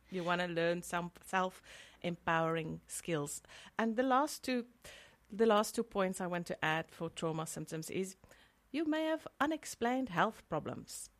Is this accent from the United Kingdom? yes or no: no; South Africa; I'm from South Africa and there, there's a huge stigma still.